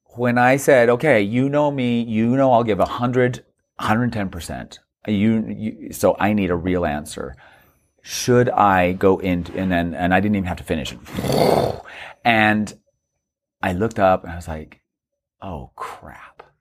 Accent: Mesa, Arizona, United States; moved away as an adult; now in New York, United States; I was raised in Mesa, Arizona, and there were ten kids.

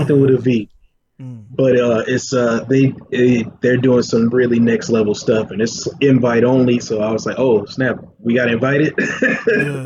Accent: North Carolina, United States; I'm a DJ from North Carolina.

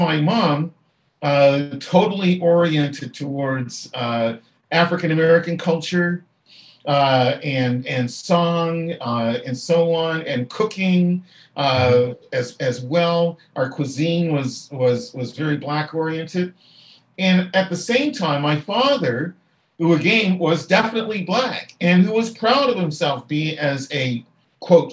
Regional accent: Halifax, Nova Scotia, Canada; as a boy growing up in Halifax

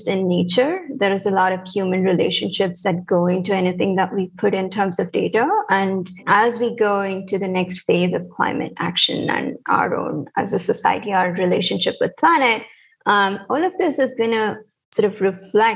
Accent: India; moved away as an adult; also born or lived in United States; I'm also from India

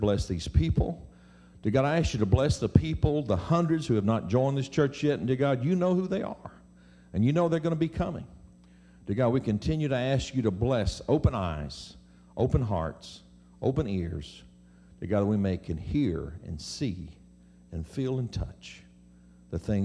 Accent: Mississippi, United States; I'm from Mississippi

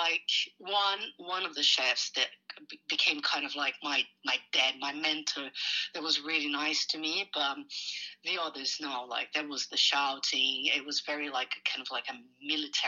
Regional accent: Brazil; moved away as an adult; also born or lived in Sao Paulo; now in Melbourne, Australia; I'm originally from Brazil, my parents have farms, so I kind of grew up in a farm

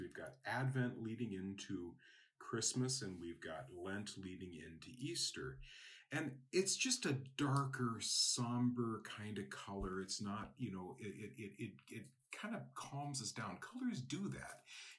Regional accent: Japan; I know, for example, I grew up in Japan, and red is a girl's color.

